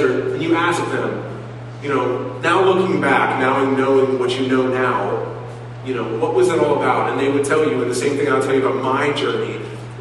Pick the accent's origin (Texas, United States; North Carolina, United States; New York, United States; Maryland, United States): Maryland, United States; Silver Spring; moved away as an adult; also born or lived in Cincinnati, Ohio; we moved to Maryland, and where I grew up in the Silver Spring area